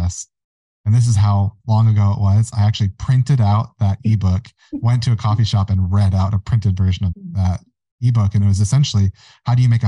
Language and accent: English; Mount Haley Township, Michigan, United States; I have a holdings company called Mount Haley, and that is the township that I grew up in Michigan